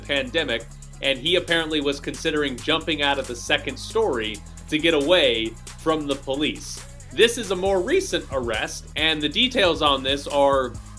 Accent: United States; I mean, I'm an American

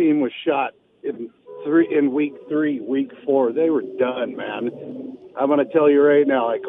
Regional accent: Oakland, California, United States; now in Henderson, United States; Yeah, I'm originally from Oakland.

